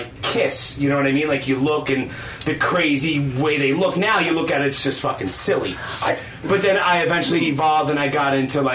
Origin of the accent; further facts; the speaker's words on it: New York City, New York, United States; growing up in Brooklyn